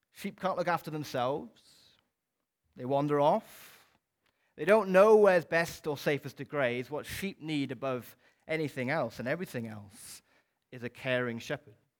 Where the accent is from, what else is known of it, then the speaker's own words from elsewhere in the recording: Wales, United Kingdom; as a Welsh person